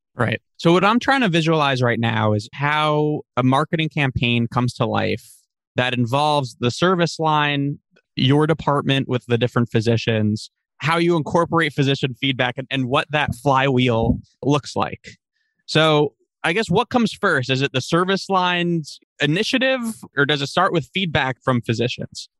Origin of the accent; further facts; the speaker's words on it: Long Island, New York, United States; I'm from Long Island